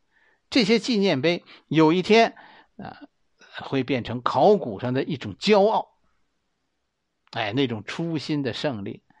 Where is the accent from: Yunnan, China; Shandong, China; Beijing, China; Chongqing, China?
Beijing, China; 作为一个北京人